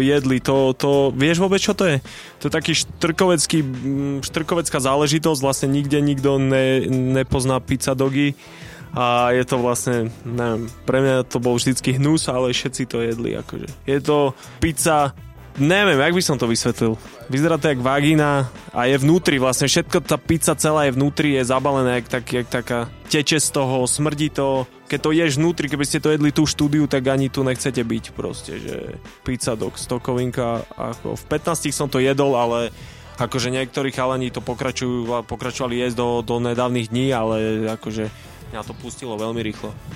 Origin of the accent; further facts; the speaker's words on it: Bratislava, Bratislava Region, Slovakia; ja som tam prežil mladosť